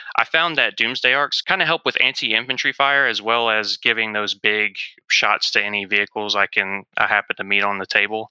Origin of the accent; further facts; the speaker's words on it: South Mississippi, United States; I'm from South Mississippi